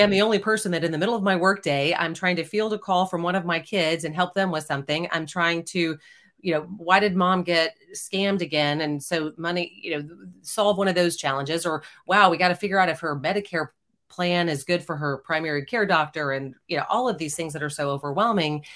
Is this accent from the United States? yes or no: yes; Houston, Texas, United States; now in Austin, United States; I grew up in Houston, Texas